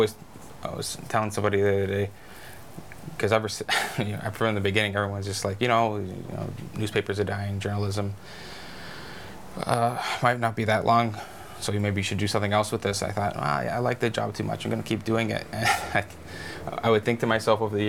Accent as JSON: {"language": "English", "town": "Kamloops", "region": "British Columbia", "country": "Canada", "tie": "born or raised there", "also_born_or_lived": "Merritt", "said": "I love my hometown, and I love news, but I think more than anything, I like reporting on my hometown"}